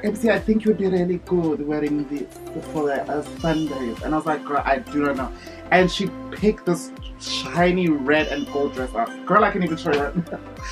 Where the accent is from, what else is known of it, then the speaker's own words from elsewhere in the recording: Johannesburg, Gauteng, South Africa; moved away as an adult; also born or lived in United States / New York / China; growing up in Johannesburg